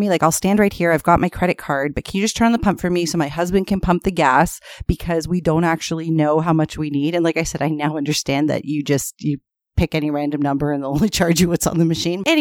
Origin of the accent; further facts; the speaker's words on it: Canada; because we're so Canadian, we're like, what do you mean?